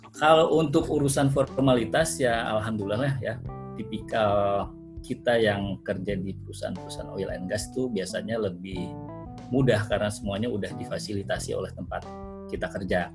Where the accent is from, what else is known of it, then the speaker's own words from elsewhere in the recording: Bandung, West Java, Indonesia; accent: Sundanese; moved away as an adult; also born or lived in Jakarta / Manila; now in Doha, Qatar; saya lahir dan besar di Bandung